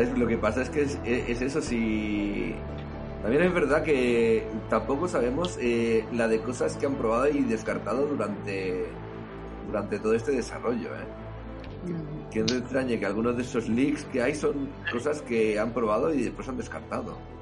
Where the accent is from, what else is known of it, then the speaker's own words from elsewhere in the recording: Catalonia, Spain; como decimos aquí en Cataluña